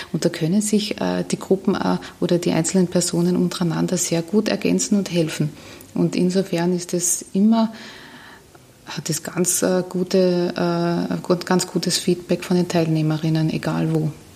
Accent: Carinthia, Austria; now in Vienna, Austria; ich bin Kärntnerin

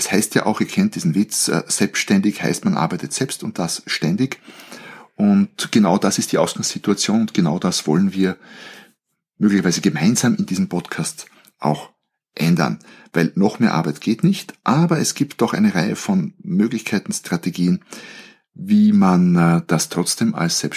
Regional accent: Austria; Ich bin Österreicher, ich bin gelernter Betriebswirt, ich habe in Wien Wirtschaft studiert

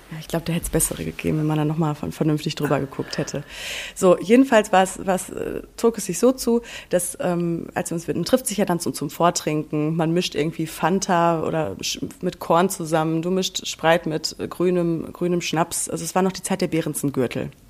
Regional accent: North Rhine-Westphalia, Germany; ich komme aus dem Sauerland. Du weißt ja, ich komme vom Dorf.

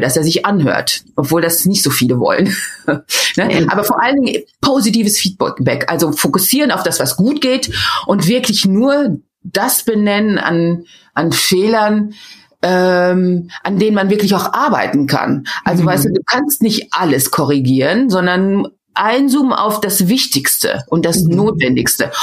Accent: Meschede, North Rhine-Westphalia, Germany; first language German; moved away as an adult; also born or lived in Würzburg / Cologne / Rotterdam; now in Netherlands; ich bin im Sauerland in Meschede aufgewachsen.

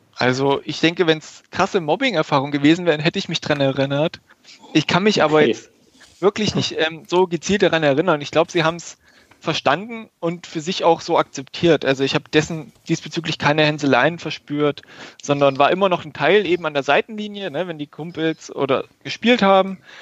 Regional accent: Germany; also born or lived in Göttingen; nach Göttingen, also 20, 25 Kilometer von meinem Geburtsort entfernt

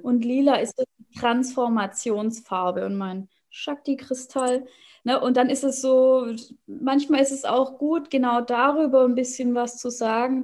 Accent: Swabia, Baden-Württemberg, Germany; moved away as an adult; now in Hannover, Germany; ursprünglich aus dem Schwabenland, da bin ich groß geworden

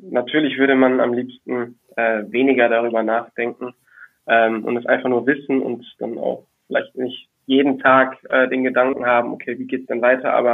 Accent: Düsseldorf, North Rhine-Westphalia, Germany; ich als äh, Düsseldorfer, der eben auch mit Tradition, Tradition groß geworden ist

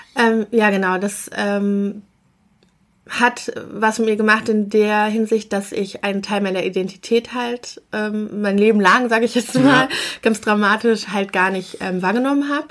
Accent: Bonn, North Rhine-Westphalia, Germany; also wir kommen aus Bonn, also in Bonn bin mhm. ich geboren und es ist ja eine etwas kleinere Stadt, aber auch immer noch eine Großstadt und wir haben in so einem Vorort gewohnt.

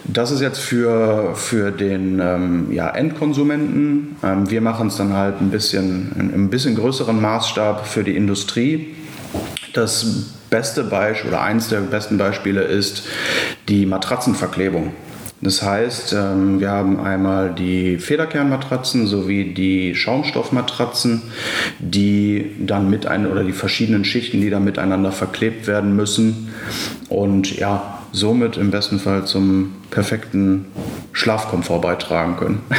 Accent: Essen, North Rhine-Westphalia, Germany; now in Düsseldorf, Germany; ich bin 26 Jahre alt, gebürtiger Ruhrgebietler aus Essen, auch hier, wo das Unternehmen ähm, einen Standpunkt hat oder das die, die Zentrale ist, wohne mittlerweile in Düsseldorf

